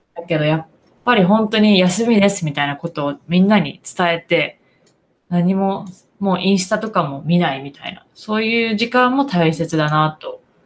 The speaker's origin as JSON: {"language": "Japanese", "country": "Japan", "tie": "born or raised there", "moved": "yes", "lives_now": "United States", "said": "私は日本で育った"}